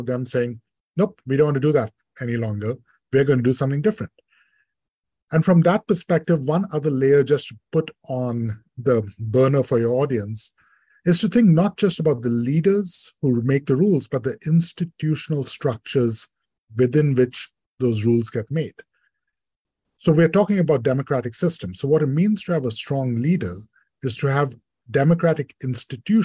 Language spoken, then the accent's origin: English; India; moved away; I grew up in India